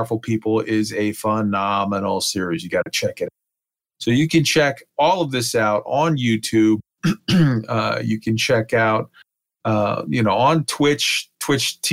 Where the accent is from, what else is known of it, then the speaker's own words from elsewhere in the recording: San Antonio, Texas, United States; San Antonio, Texas, my hometown